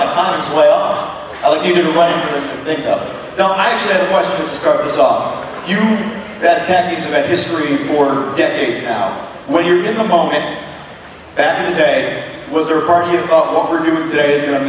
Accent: Connecticut, United States; I grew up in Connecticut, I didn't get a lot of chance to see things except on VHS

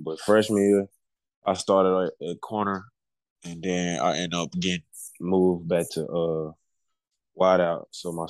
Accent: Monroe, Louisiana, United States; moved away; Born and raised in Louisiana, Monroe, Louisiana.

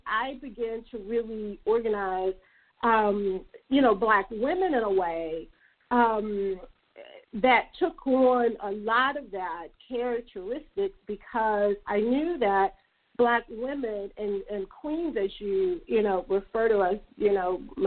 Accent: Mississippi, United States; now in Atlanta, United States; I'm from Mississippi.

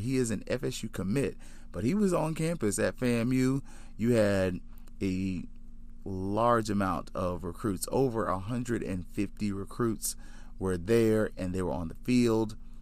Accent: Tallahassee, Florida, United States; I am from Tallahassee

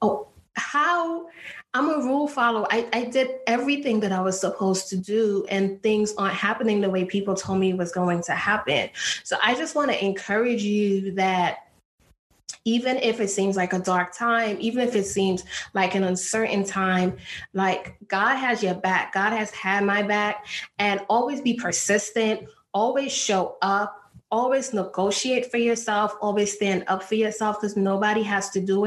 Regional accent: New York, United States; moved away as an adult; also born or lived in Texas / Ohio; I grew up in New York

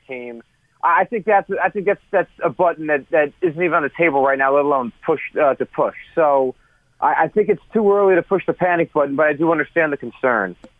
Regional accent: Westfield, New Jersey, United States; also born or lived in Summit, New Jersey; I was born in Summit, New Jersey, and I have grown up in Union County uh, my whole life, Westfield

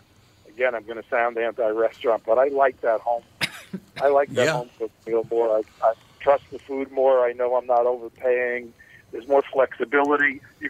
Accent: New York, United States; And back in the 60s, I grew up in New York, so I was exposed to a lot more food than you were, I think, of different kinds.

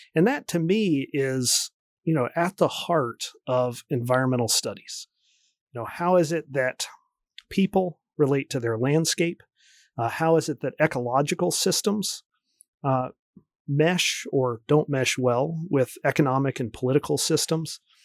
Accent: D.C., East Coast, United States; moved away as an adult; also born or lived in Oregon / Michigan; I grew up near Washington, D C

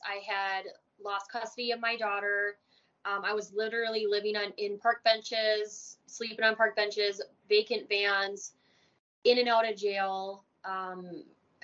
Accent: Minnesota, United States; born or raised there; also born or lived in Germany

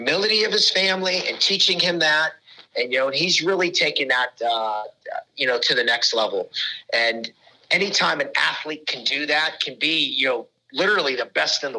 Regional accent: Pittsburgh, Pennsylvania, United States; I'm from Pittsburgh

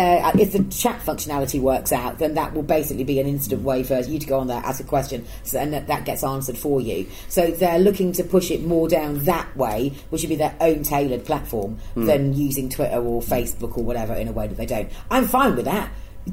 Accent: Yorkshire and the Humber, United Kingdom; moved away; Between Wakefield and Leeds. I've lived down here like a shitload longer than I ever lived

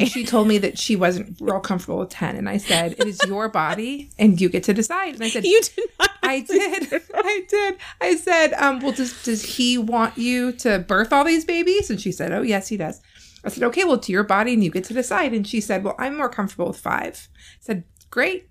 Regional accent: California, United States; moved away; I grew up in California where middle school starts in the seventh grade.

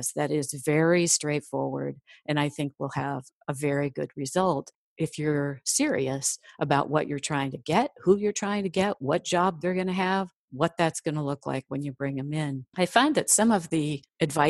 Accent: Midwest, United States; I'm from the Midwest

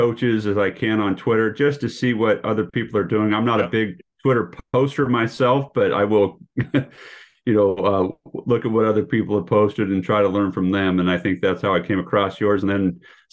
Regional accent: Portland, Oregon, United States; I grew up in Southeast Portland and have three older siblings

